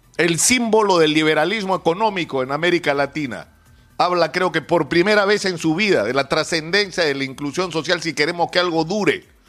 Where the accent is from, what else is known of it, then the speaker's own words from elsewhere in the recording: Peru; nuestros ideales como peruanos